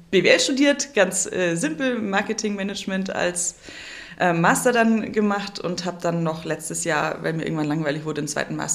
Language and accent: German; Kempten, Bavaria, Germany; also born or lived in Munich; now in Memmingen, Germany; Aus Kempten. Ich bin tiefste Allgäuerin, in Kempten geboren, aufgewachsen, bin nie aus Bayern rausgekommen, weil ich dann nach München gezogen bin und jetzt wieder so halb im Allgäu zurück.